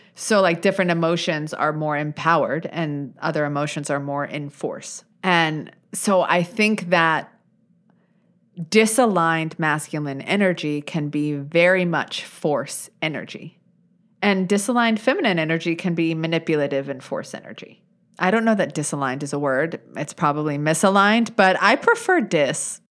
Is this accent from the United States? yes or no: yes; United States; as an American, right, as a U S citizen